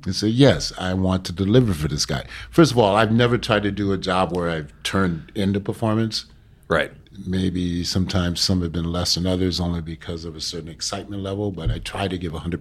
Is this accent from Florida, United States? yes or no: no; New York City, New York, United States; Being a New Yorker